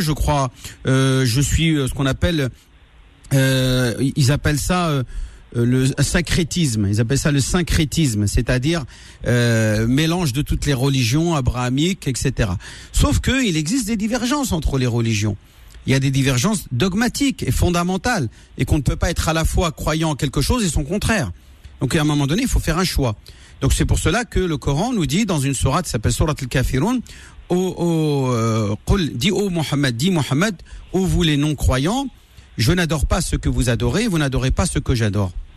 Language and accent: French; France; J'ai grandi en France, j'ai grandi, grandi à l'école avec le sapin de Noël